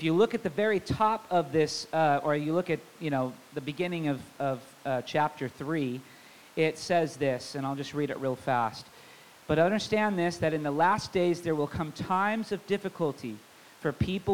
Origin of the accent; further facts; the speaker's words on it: Tacoma, Washington, United States; I didn't grow up in Federal Way. I grew up in Tacoma, so I do know this area pretty well